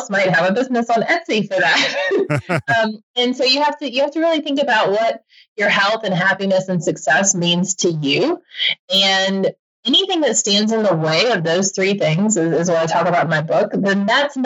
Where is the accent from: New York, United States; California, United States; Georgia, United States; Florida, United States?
Georgia, United States; I grew up in Georgia